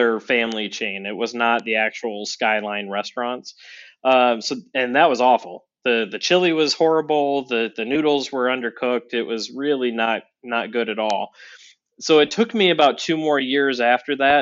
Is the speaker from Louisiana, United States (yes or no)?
no; Northeast Ohio, United States; also born or lived in Cincinnati, Ohio; now in Chicago, United States; I grew up in Northeast Ohio, about an hour and a half south of Cleveland